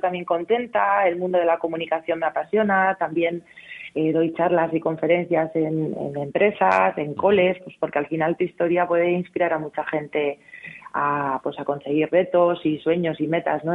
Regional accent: Amurrio, Basque Country, Spain; moved away as an adult; now in Madrid, Spain; tengo ahí a mi amurrio que cada mes, mes y medio subo a ver a mi familia porque yo soy muy de mi gente y de mi tierra

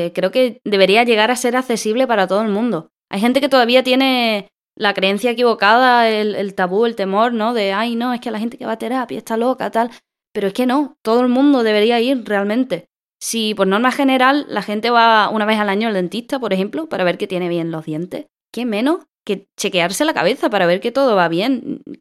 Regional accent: Andalusia, Spain; Soy japonesa, inglesa y andaluza también

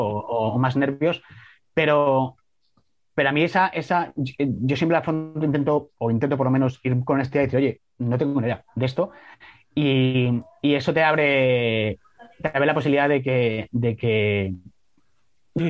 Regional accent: Salamanca, Castile and León, Spain; yo soy de Salamanca

